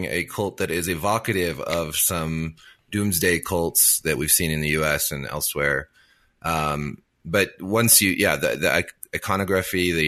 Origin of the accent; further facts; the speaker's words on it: Montana, United States; accent: Montana; moved away; I'm from Montana. Like, I come from Montana. That's where I was born. That's where I lived for the first part of my life. My voice is a Montana accent